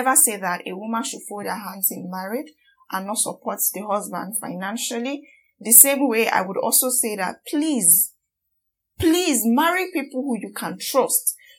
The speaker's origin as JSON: {"language": "English", "country": "Nigeria", "said": "as much as I am as angry as every Nigerian out there"}